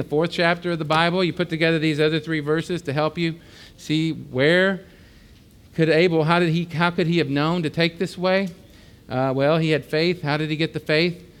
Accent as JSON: {"language": "English", "country": "United States", "tie": "born or raised there", "said": "I was born in America"}